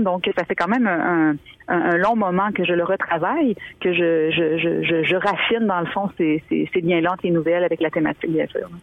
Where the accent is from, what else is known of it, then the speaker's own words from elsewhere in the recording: Montmagny, Quebec, Canada; also born or lived in Île aux Grues, Quebec; je suis née à l'île aux Grues, j'ai grandi quelques années, ensuite on a déménagé à Montmagny